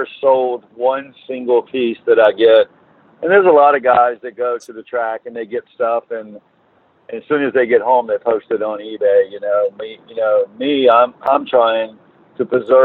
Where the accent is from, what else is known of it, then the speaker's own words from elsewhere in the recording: United States; now in Virginia Beach, United States; I'm from Carolina, and live in Virginia Beach now